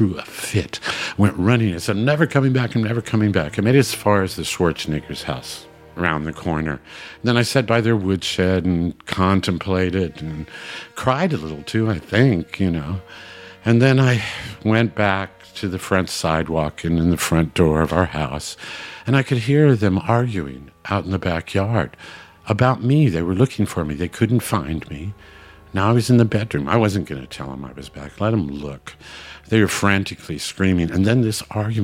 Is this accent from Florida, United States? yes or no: no; Hutchinson, Kansas, United States; We used to have a state fair in my hometown, Hutchinson, Kansas, every year